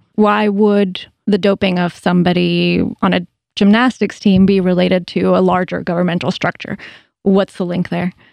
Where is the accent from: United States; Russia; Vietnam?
Russia; moved away; also born or lived in Moscow; I grew up in Russia and went to school in Moscow for a couple of years when I was younger.